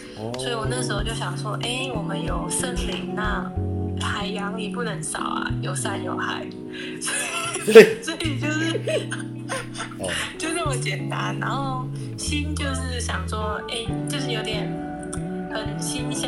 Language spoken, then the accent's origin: Chinese; southern Taiwan, Taiwan; 没啦，没心机那么重，我们南部人呢。